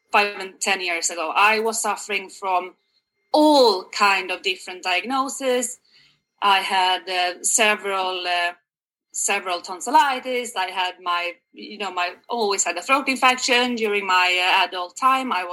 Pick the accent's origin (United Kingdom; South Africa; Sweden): Sweden; moved away as an adult; now in Canada; I'm originally from Sweden, and I have lived abroad for the past uh, 10 years yeah. in uh, three different countries, believe it or not. Last but not the least one, I hope, is Canada.